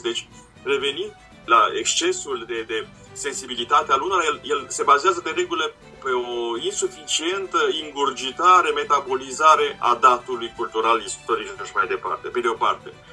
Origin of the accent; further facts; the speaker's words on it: Romania; suntem români, am făcut studii în Occident